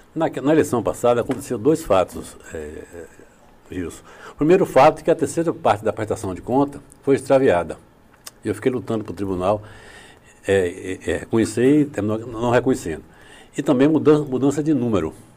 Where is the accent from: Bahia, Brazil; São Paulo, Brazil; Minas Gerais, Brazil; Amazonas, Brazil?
Bahia, Brazil; Itabuna; also born or lived in Ibirataia, Bahia / Salvador, Bahia; eu nasci em Birataia, aqui pertinho, né? Em 53. Estudei aqui em Itabuna